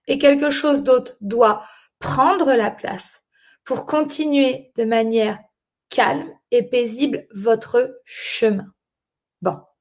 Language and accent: French; France; moved away as an adult; also born or lived in London; je suis née en France et j'ai grandi en France, je suis française